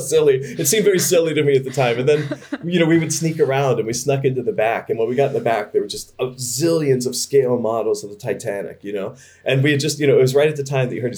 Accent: Baltimore, Maryland, United States; moved away; I was from Baltimore.

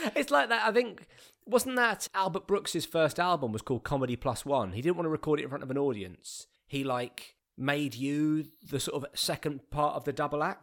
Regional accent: Bromley, London, United Kingdom; also born or lived in Streatham / Beckenham; I grew up in Bromley, so I've, I've, I've just moved to a different part of the same borough that I was born in.

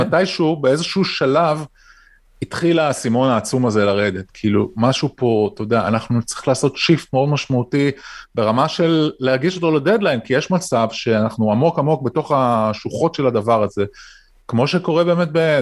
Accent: Israel

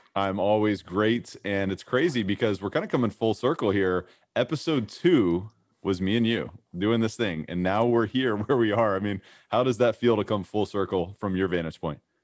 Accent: Kentucky, United States; growing up in Kentucky

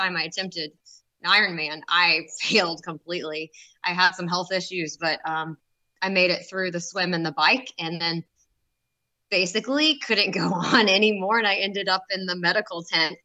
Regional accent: Knoxville, Tennessee, United States; I was born and raised here in Knoxville

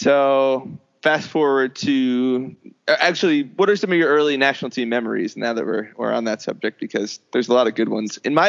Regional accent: New Jersey, United States; now in Maryland, United States; So I grew up in Jersey and there was, our high school soccer was very good.

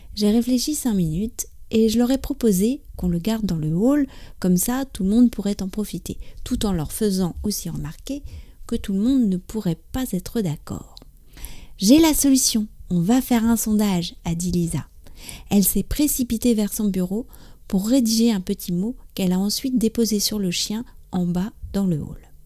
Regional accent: France; also born or lived in near Paris; je suis française, j'habite près de Paris

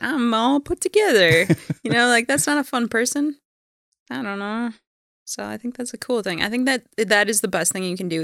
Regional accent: Minneapolis, Minnesota, United States; I was born in Minneapolis.

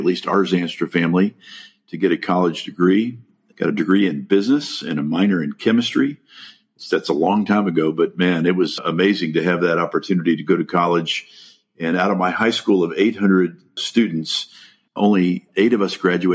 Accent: Los Angeles, California, United States; also born or lived in The Hague, Netherlands; now in Dallas, United States; My parents moved to the United States when I was 2, and I grew up in East Los Angeles

